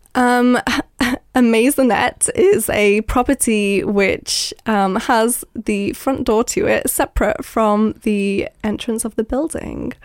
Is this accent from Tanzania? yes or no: no; Isle of Man; now in London, United Kingdom; I live in London, but I'm from the Isle of Man